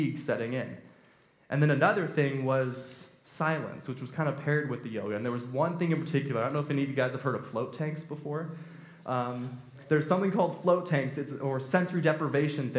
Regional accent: Temecula, California, United States; I'm from Temecula, I'm actually not from Redlands, and I grew up there. My parents moved there when I was four

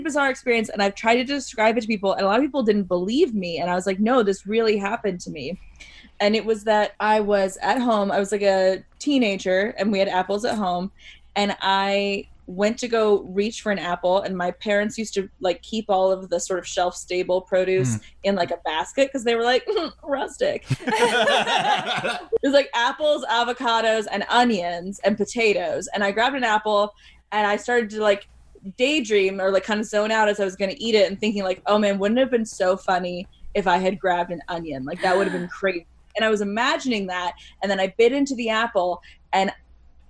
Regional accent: United States; as an American

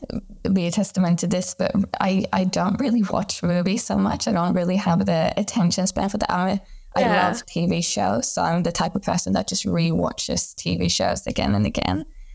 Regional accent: Sweden; moved away; I've been working in Australia for the past 10 years, but I am originally from Sweden and then back in Europe for a little bit

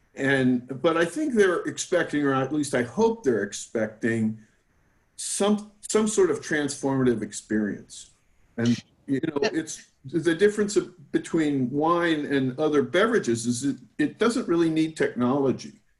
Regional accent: New Jersey, United States; now in California, United States; I, I'm from New Jersey. That's where I got my attitude

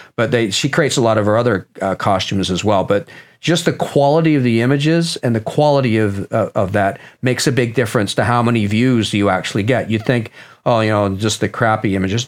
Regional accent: Nottingham, East Midlands, United Kingdom; moved away; I was born in Nottingham, England

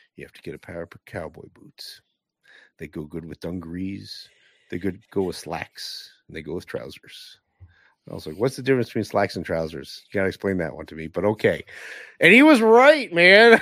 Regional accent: Northeast, United States; growing up in the Northeast

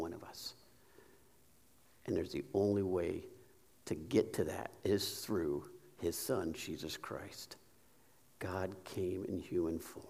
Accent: Sharpsville, Indiana, United States; also born or lived in Kokomo; I grew up in Sharpsville, but I tipped in Kokomo area. I grew up in this area. Graduated from Tri-Central.

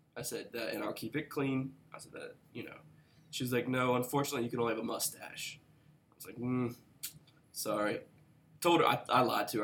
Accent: West Virginia, United States; I was from West Virginia

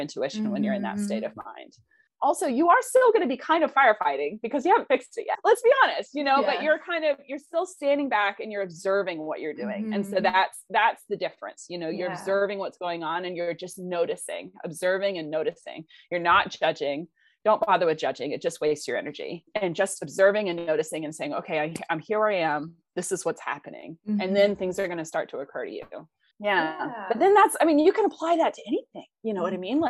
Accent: Blue Ridge Mountains, North Carolina, United States; moved away; I grew up in North Carolina in the Blue Ridge Mountains.

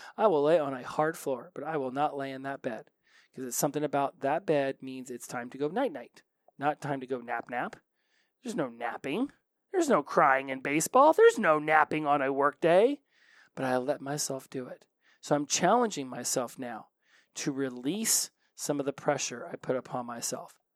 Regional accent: Oklahoma, United States; I'm from Oklahoma

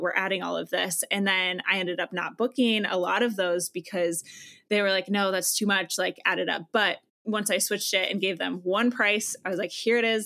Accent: Iowa, United States; I am originally from Iowa

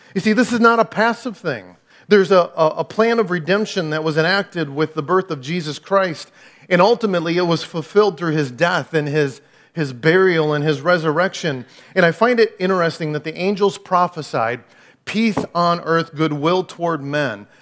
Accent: Clinton, United States; also born or lived in Dallas, Texas; I've never lived anywhere else. I grew up in Clinton

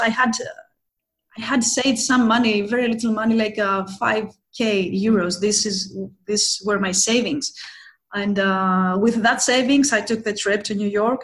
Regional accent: Athens, Attica, Greece; also born or lived in Thessaloniki, Greece

